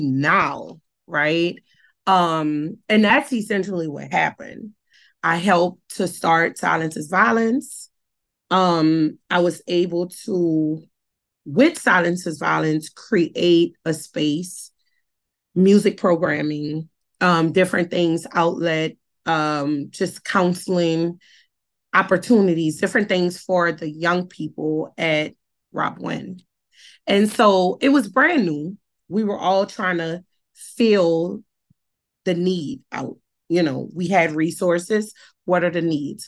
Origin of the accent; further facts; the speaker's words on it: New Orleans, Louisiana, United States; I was born and raised in New Orleans. I was born and raised in the heart of the Night Ward